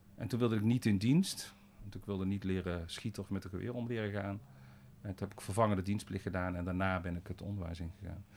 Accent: Boxtel, North Brabant, Netherlands; ik ben in Bokstel geboren en getogen, een dorpje tussen eh, Den Bosch en Eindhoven

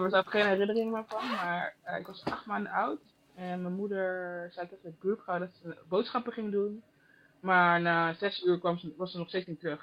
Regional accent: Goirle, North Brabant, Netherlands; moved away as an adult; now in Germany; Ik ben geboren in Gorle, Tilburg. En nu woon ik in Duitsland.

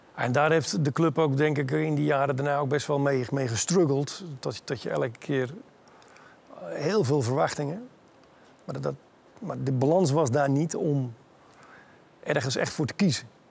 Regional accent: Netherlands; moved away as an adult; also born or lived in Italy; als Nederlandse jongen

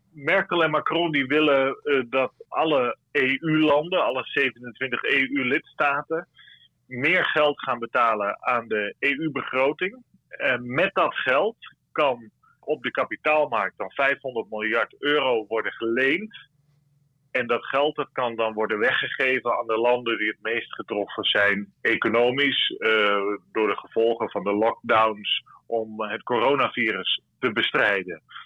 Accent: Netherlands; wij hebben als Nederlanders

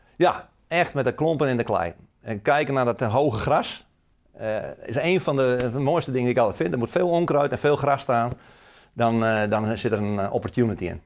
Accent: Friesland, Netherlands; now in Emmeloord, Netherlands; ik ben eigenlijk een Fries die in Emmeloord woont op een mooie boerderij. mijn Friese roots, daar, ja, daar, ben ik nog steeds trots op

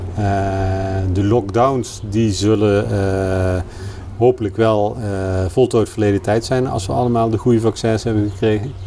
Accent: Kerkrade, Limburg, Netherlands; moved away; ik ben geboren in Kerkrade

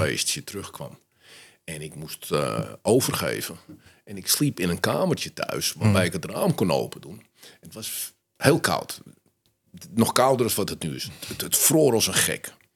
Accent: Amsterdam, North Holland, Netherlands; ik ben opgegroeid in Amsterdam-West

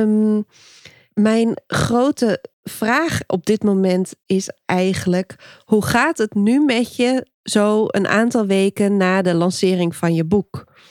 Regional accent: Dokkum, Friesland, Netherlands; Ik kom uit Dokkum, Noordoost-Friesland.

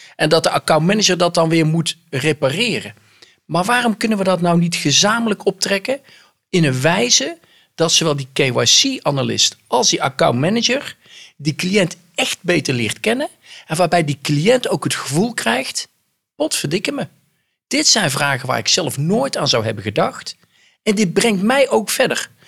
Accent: North Brabant, Netherlands; accent: soft G; moved away; ik kom oorspronkelijk uit Brabant, dat hoor je aan mijn zachte G

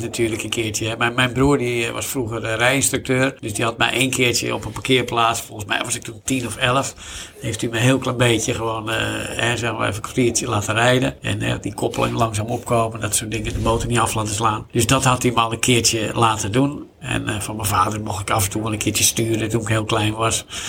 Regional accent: Zandvoort, North Holland, Netherlands; hier in mijn, zeg maar, mijn geboorteplaats, letterlijk, locatie van Rob Slotenmaker, de slipschool

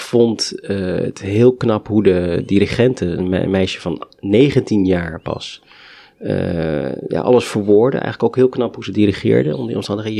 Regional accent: Netherlands

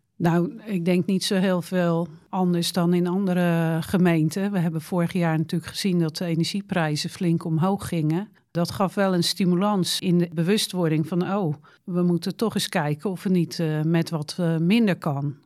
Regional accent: Rotterdam, South Holland, Netherlands; moved away as an adult; also born or lived in Dreischor, Schouwen-Duiveland; now in Schouwen-Duiveland, Netherlands; Ik kreeg werk in Middelburg en ik kom uit Rotterdam

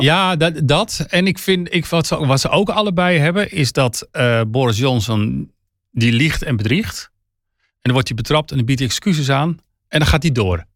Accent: Netherlands; wij als Nederlanders

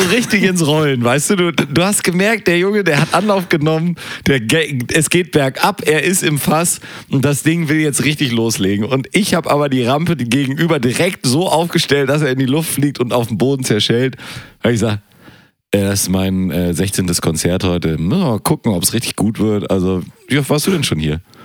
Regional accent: Germany; Ich bin Deutscher

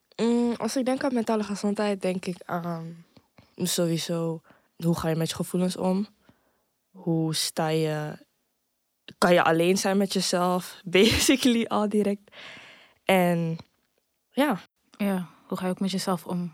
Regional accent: Amsterdam, North Holland, Netherlands; Ik kom uit Amsterdam-Zuidoost.

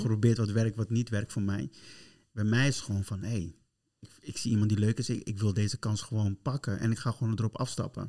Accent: Curaçao; ik ben van Curaçao

